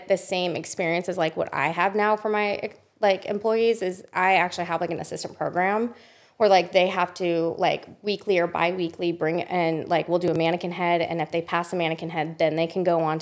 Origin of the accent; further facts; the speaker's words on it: Las Vegas, Nevada, United States; moved away as an adult; now in Austin, United States; And Vegas, I grew up